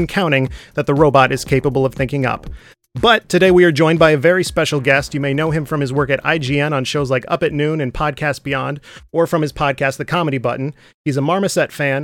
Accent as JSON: {"language": "English", "region": "Michigan", "country": "United States", "said": "I'm from Michigan"}